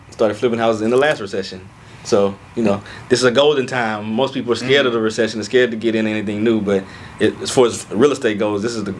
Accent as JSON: {"language": "English", "town": "Port Arthur", "region": "Texas", "country": "United States", "tie": "born or raised there", "also_born_or_lived": "Lake Charles, Louisiana", "lives_now": "Houston, United States", "said": "So I was born in Lake Charles, Louisiana. Mm-hmm. Grew up in Port Arthur, Texas. Mm-hmm. But I spent like 8-9 years in each. So been in Houston since 2008."}